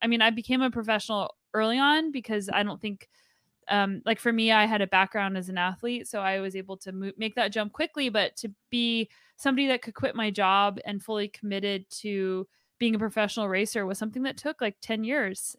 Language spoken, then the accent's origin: English; New Mexico, United States; moved away as an adult; now in British Columbia, Canada; originally from New Mexico, but now I get to do all the gnarly riding in British Columbia.